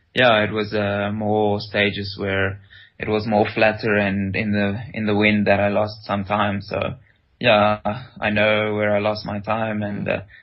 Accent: Rustenburg, North West, South Africa; moved away as an adult; also born or lived in Potchefstroom; now in Europe; I grew up in Rustenburg.

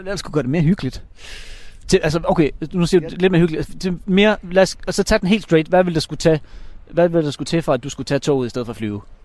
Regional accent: North Jutland, North Denmark Region, Denmark; moved away as an adult; also born or lived in Copenhagen; jeg kommer jo faktisk fra Nordjylland, har jo boet i København

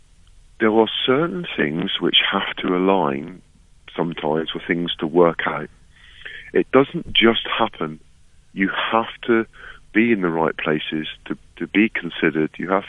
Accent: England, United Kingdom; I speak to you now as proud an Englishman

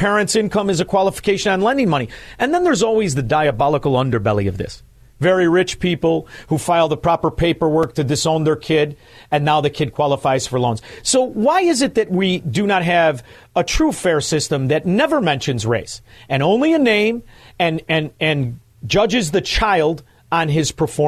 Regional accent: Chicago, Illinois, United States; I'm from Chicago. This show is in Chicago.

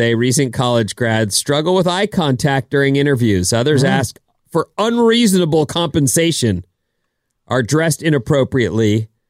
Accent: Irvine, California, United States; where we grew up in Irvine, there were always these farms everywhere.

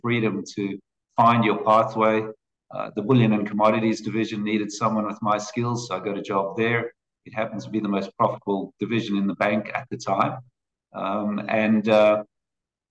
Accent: Cape Town, Western Cape, South Africa; moved away as an adult; now in Australia; I grew up in South Africa, Cape Town, South Africa

